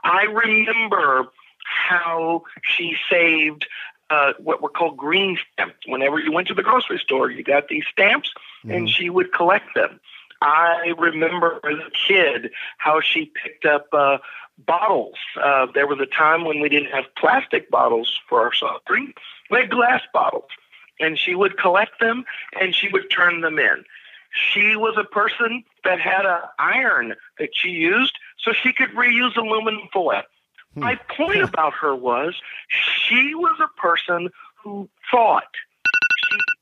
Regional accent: Texas, United States; I actually was born and raised in Texas

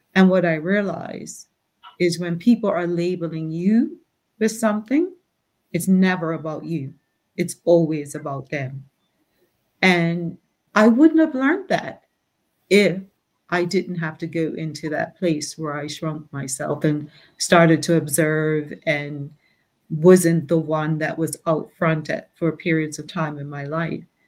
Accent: Bermuda; Growing up in Bermuda

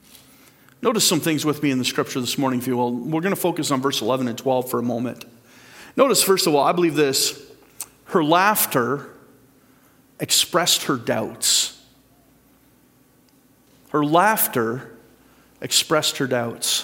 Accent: Port Dover, Ontario, Canada; I went to Port Dover Composite School too.

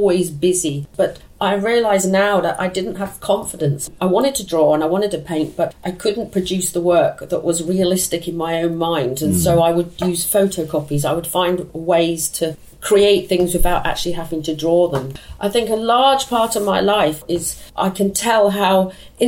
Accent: London, United Kingdom; I was born in Chiswick. I moved into this house when I was 16

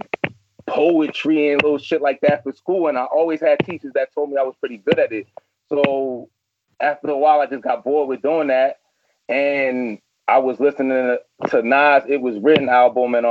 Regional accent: New York City, New York, United States; born and raised in Flatbush, Brooklyn

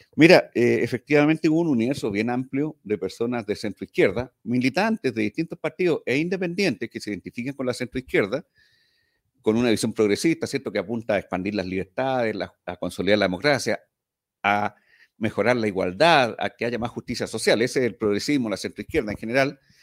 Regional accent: Valparaíso, Chile; en Valparaíso, yo soy porteño

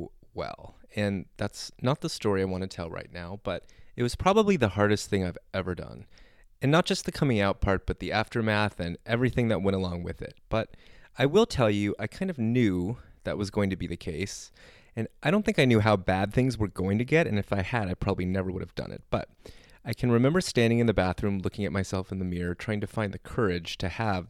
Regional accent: Southern California, United States; I grew up in Southern California. I've never experienced real seasons or lived in any other area of the country that has weather

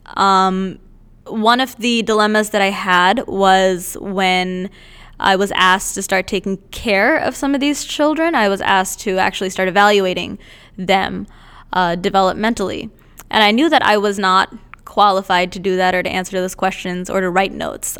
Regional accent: India; moved away; I'm originally from India

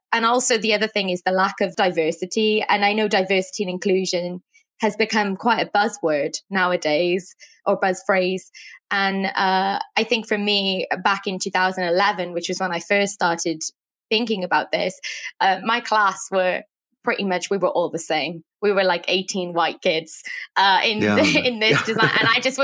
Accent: Wales, United Kingdom; moved away as an adult; also born or lived in New York City; I'm from Wales, and I moved to New York City to study fashion design.

